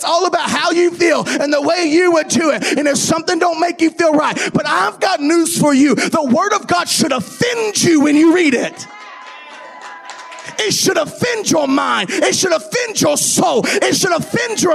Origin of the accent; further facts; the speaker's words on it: Kentucky, United States; I'm from Kentucky